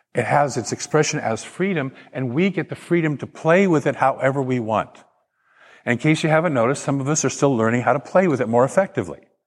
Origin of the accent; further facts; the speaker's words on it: Portland, Oregon, United States; I grew up in Portland and, and down, down river from there, as the Columbia River hits the ocean